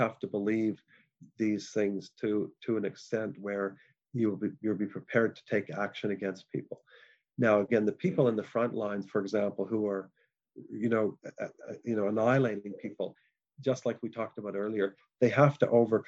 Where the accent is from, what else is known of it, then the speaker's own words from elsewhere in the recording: Canada; moved away; I'm a Canadian originally